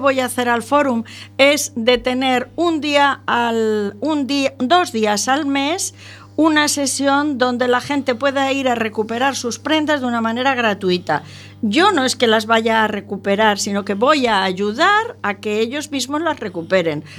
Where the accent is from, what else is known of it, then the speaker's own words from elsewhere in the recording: Albacete, Castilla-La Mancha, Spain; yo nací en Albacete